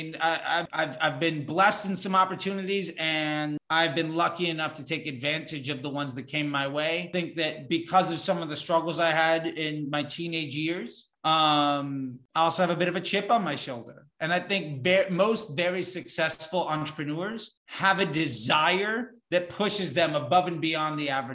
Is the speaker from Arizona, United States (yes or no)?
no; Northern Virginia, United States; born or raised there; also born or lived in Florida; now in Los Angeles, United States